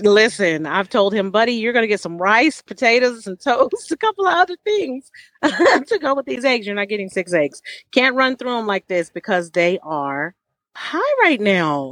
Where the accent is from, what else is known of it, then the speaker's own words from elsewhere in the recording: San Diego, California, United States; I'm from California, but I'm from San Diego